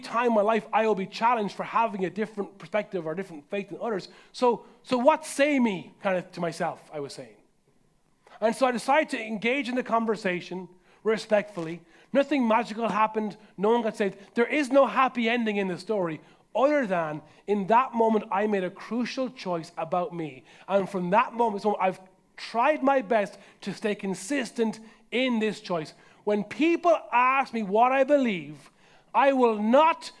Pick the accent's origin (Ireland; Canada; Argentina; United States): Ireland; Carlow, Leinster; my hometown of Carlo